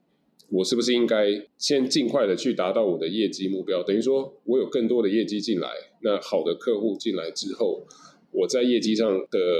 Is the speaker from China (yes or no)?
no; Taiwan; 那我觉得对于像我们从台湾来的话